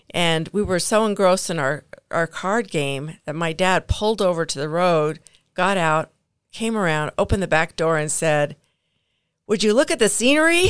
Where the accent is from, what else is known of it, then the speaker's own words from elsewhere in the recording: Provo, Utah, United States; I grew up in Provo